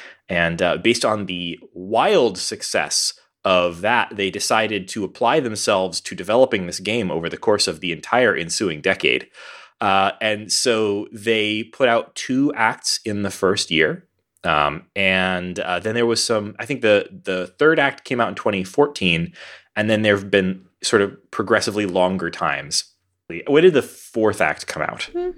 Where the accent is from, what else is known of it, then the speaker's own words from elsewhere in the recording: Texas, United States; also born or lived in New York / Denver; folks, I've lived all over. I grew up in Texas. I've moved to New York, the Midwest. I've lived in Denver, and I've lived on the West Coast.